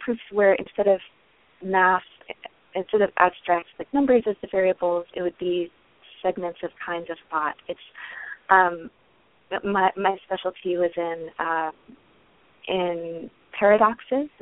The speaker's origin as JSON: {"language": "English", "region": "the South", "country": "United States", "tie": "born or raised there", "moved": "yes", "said": "I grew up in the South, and in kind of small towns in the South"}